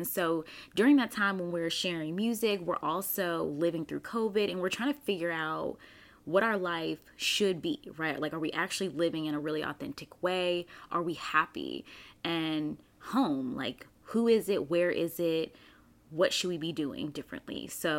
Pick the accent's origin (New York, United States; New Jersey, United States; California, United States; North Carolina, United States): North Carolina, United States; Raleigh; also born or lived in Germany; So I was born in Germany. My dad was in the army and I came to the US at 2 years old. And so we lived in Raleigh, North Carolina for several years.